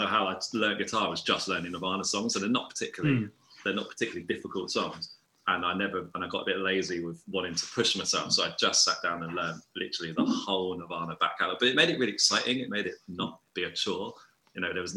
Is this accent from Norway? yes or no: no; Brighton, South East England, United Kingdom; also born or lived in London; So yeah, I grew up in Brighton, and I was here for all my like youth and stuff